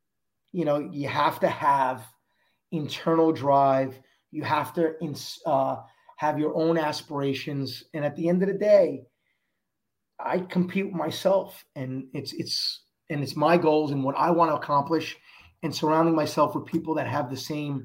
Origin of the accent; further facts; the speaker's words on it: New York City, New York, United States; I was a kid from Queens who took the train to either Belmont or took the train to Aqueduct or walked to Aqueduct